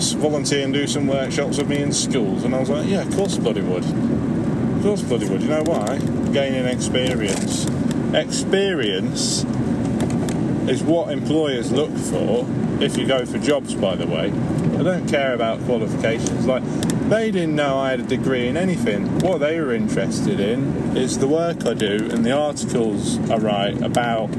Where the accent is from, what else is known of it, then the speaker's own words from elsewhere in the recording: Leicester, East Midlands, United Kingdom; I'm from Leicester, which is in the Midlands.